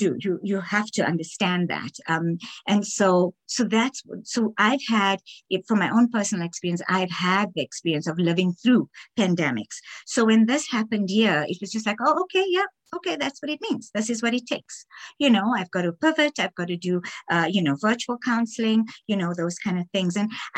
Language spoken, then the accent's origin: English; South Africa; first language English; moved away as an adult; now in Canada; we grew up in South Africa